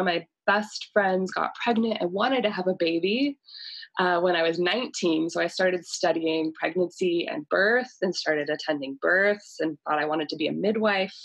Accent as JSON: {"language": "English", "town": "Boise", "region": "Idaho", "country": "United States", "tie": "born or raised there", "said": "Boise, Idaho. So this is my hometown."}